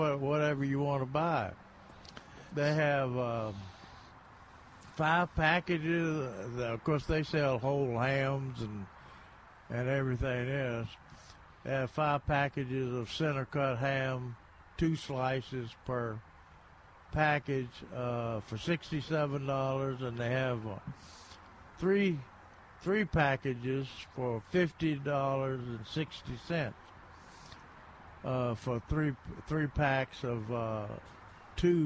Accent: near Brownsville, Tennessee, United States; moved away; ham from Tennessee, it's what I grew up on.

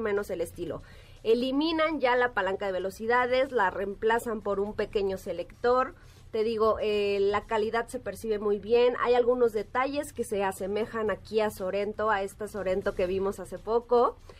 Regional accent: Mexico

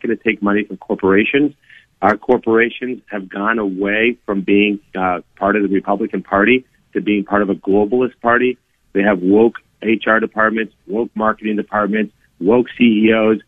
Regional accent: South Florida, United States; when I was growing up in South Florida, I'd go back to Colombia all the time where I had family

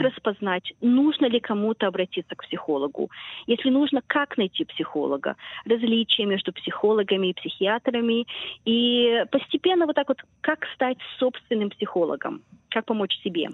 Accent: Israel; moved away as an adult; also born or lived in Chisinau, Moldova; now in Australia; Я жила в Израиле 10 лет, эм, училась в школе израильской

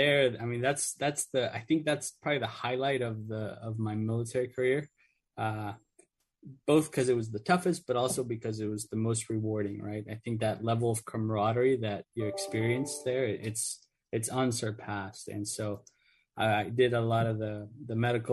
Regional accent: Orlando, Florida, United States; also born or lived in Mexico; I was originally born in Mexico, but came here as a child. My mom's Mexican, my dad's Argentinian. And so I grew up in Orlando

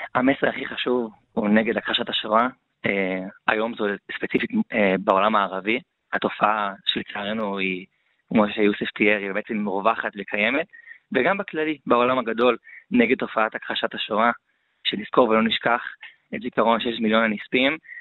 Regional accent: Matan, Central District, Israel; אני במקור מהיישוב מתן עד כפר סבא

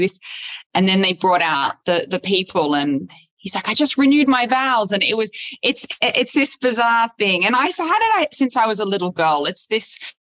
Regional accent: Sydney, New South Wales, Australia; moved away as an adult; also born or lived in Los Angeles / New York; I grew up in Sydney, where I am now back after being in Los Angeles in New York, uh, Los Angeles for 12 years, in New York for five years

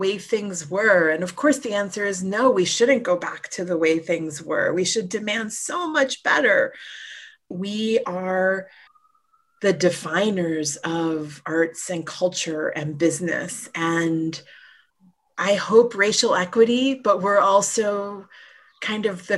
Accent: New York City, New York, United States; also born or lived in Sunset Park / Jackson Heights; I was born in Brooklyn

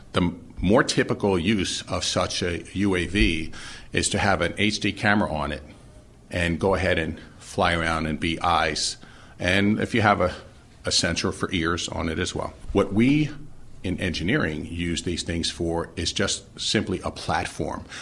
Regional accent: New York City, New York, United States; moved away as an adult; now in Philadelphia, United States; I, uh, was born and raised in Brooklyn, New York

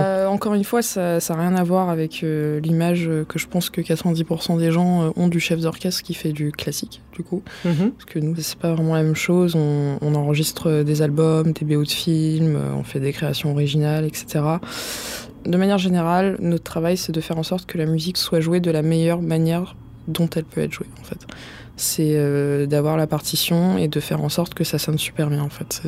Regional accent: Vitry-sur-Seine / Paris, Île-de-France, France; j'ai grandi dans le Marais dans un premier temps, et après ça a commencé à devenir trop cher et on bah, on pouvait plus vivre là-bas. Du coup, on est allé à Vitry-sur-Seine.

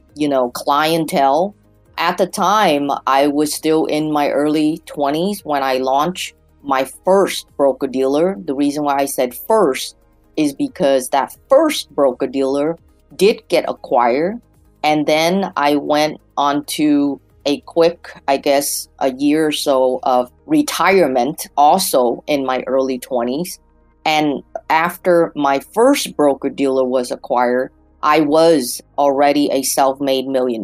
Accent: United States; also born or lived in Vietnam / Hong Kong; I was raised here in the United States when I was a few years old

